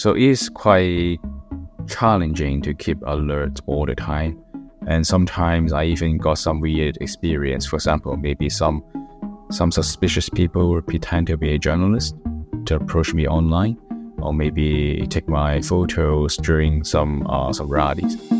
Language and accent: English; Hong Kong; moved away as an adult; now in United Kingdom; I was born in Hong Kong. I live in a village uh, in Hong Kong